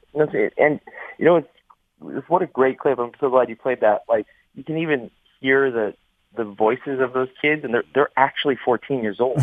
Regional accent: Canada; I'm from Canada

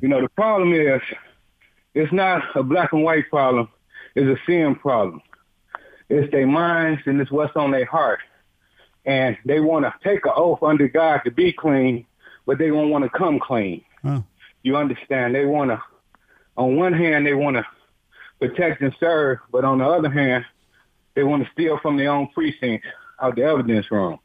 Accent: Detroit, Michigan, United States; also born or lived in Texas; I'm from Detroit. I've been I'm 61. I've been in Detroit all my life

